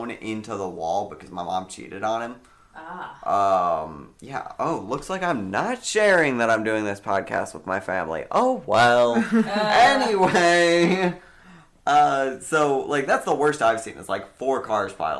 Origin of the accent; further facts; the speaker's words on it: outside Cleveland, Ohio, United States; I grew up in a shitty area outside of Cleveland